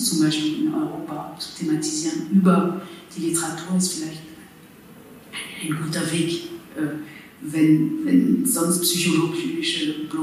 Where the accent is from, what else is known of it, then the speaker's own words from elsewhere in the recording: France; German is a second language; now in Germany; Und ich wusste als Französin, genau wie ich vor wenigen Jahren nicht vom Kolonialismus wusste